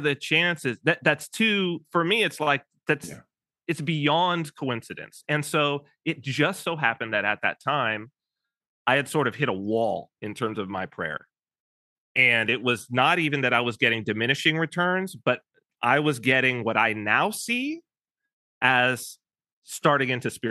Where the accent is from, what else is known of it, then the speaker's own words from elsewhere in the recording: Southern California, United States; we're both from Southern California, which my family is as well